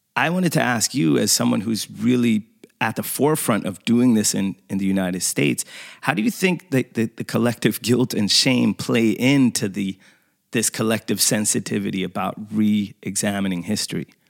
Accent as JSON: {"language": "English", "country": "Sweden", "tie": "born or raised there", "said": "I grew up in Sweden, you know, and going to an all white school and everything"}